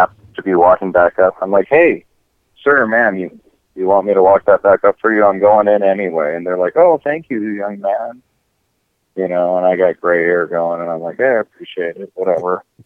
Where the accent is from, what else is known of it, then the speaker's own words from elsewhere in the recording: United States; I'm American